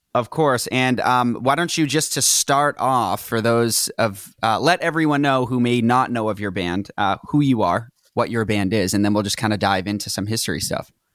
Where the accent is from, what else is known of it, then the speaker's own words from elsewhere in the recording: Reading, Massachusetts, United States; moved away as an adult; also born or lived in Tewksbury, Massachusetts / Salem, Massachusetts; now in Los Angeles, United States; Then I grew up in Reading